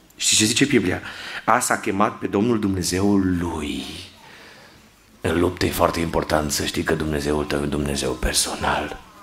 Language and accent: Romanian; Cluj-Napoca, Cluj County, Romania; Locuiam în Cluj-Napoca de când eram mic și mergeam în Feliacu, făceam naveta